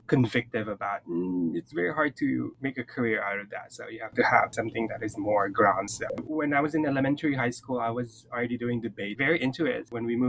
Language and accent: English; Philippines; now in Hawaii, United States; I come from the Philippines. My background is Southeast Asian Pacific Islander. The family tale is that I have a Japanese side from my mother's side, but we don't really know. I moved to Hawaii in 2009, and I've been living here for 10 years.